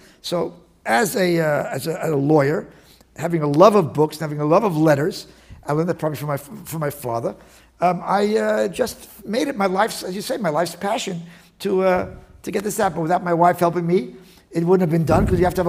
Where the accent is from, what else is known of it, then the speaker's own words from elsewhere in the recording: New York City, New York, United States; also born or lived in Brooklyn / Miami Beach, Florida; now in Riverdale, United States; I grew up in the West Side